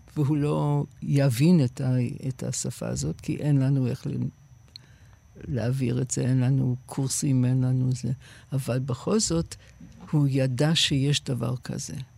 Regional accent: United States; born or raised there; Hebrew is a second language; also born or lived in England; now in Israel

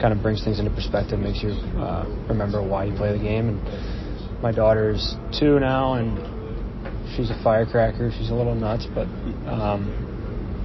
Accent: Pittsburgh, Pennsylvania, United States; moved away as an adult; now in New York, United States; I grew up in Pittsburgh, and go back to Pittsburgh every summer now. Still home

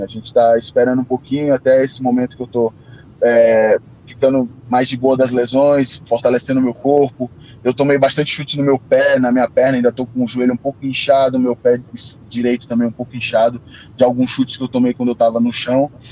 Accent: Brazil; a gente é brasileiro

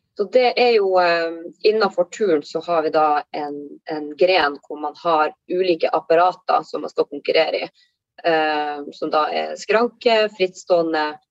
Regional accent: Tromsø, Troms, Norway; now in Lofoten, Norway; jeg kommer eh, opprinnelig fra Tromsø, men holder da til i, i Lofoten

